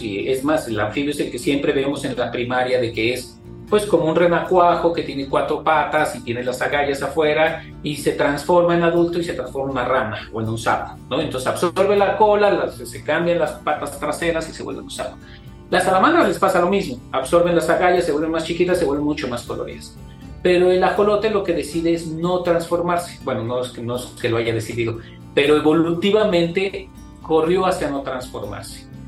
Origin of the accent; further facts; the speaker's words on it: Mexico; nuestra identidad como mexicanos